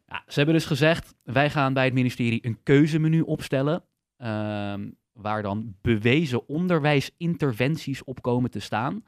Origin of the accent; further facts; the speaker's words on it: Netherlands; ik voel me dus meer een Nederlander